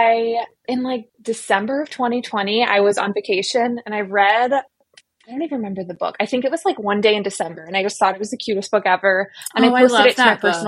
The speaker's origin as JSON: {"language": "English", "area": "suburbs of Chicago", "region": "Illinois", "country": "United States", "tie": "born or raised there", "also_born_or_lived": "Indiana / Raleigh, North Carolina / San Francisco", "said": "grew up in the suburbs of Chicago"}